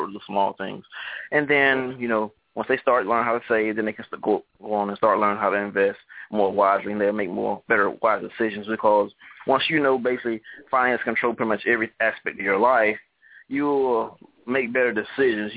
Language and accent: English; Florida, United States; I'm from Camelton, Florida.